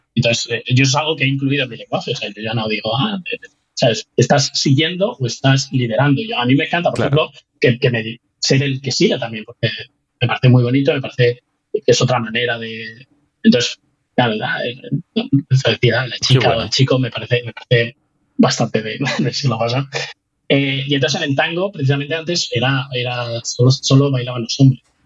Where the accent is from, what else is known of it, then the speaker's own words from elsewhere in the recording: Spain; moved away as an adult; also born or lived in United States; now in Newfoundland, Canada; al otro lado del Atlántico